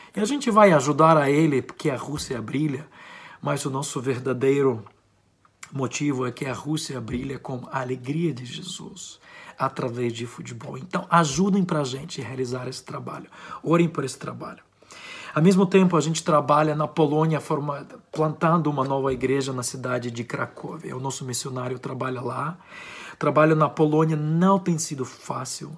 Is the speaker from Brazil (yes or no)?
no; Ukraine; accent: Ukrainian; eu sou ucraniano, tenho um sotaque ucraniano.